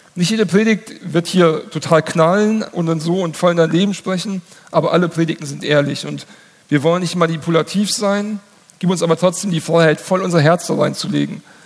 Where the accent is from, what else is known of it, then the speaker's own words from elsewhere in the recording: Hesse, Germany; in meinem Heimatdorf. Da gab es den größten Waldbrand, ähm, ich glaube, in der Geschichte Hessens